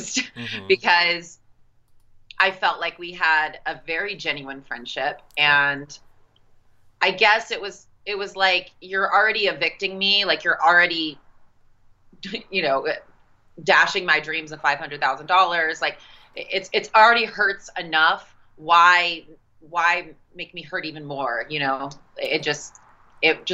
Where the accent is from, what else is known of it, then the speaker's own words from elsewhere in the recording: South Carolina, United States; also born or lived in Las Vegas; we're all from South Carolina